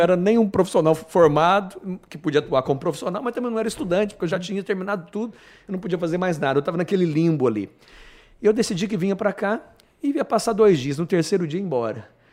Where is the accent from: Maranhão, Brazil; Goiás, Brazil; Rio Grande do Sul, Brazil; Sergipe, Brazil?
Goiás, Brazil; Goiânia; moved away as an adult; also born or lived in Maringá, Paraná; now in Rondonópolis, Brazil; Vim de Goiânia, diretamente de Goiânia, mas nasci em Maringá. Então costumo brincar que eu sou paranaense de nascença, goiano de coração e mato-grossense de convicção